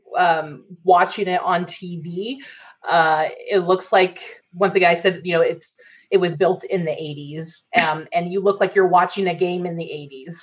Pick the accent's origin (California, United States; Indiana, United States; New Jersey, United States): California, United States; Sacramento; now in Las Vegas, United States; It's my hometown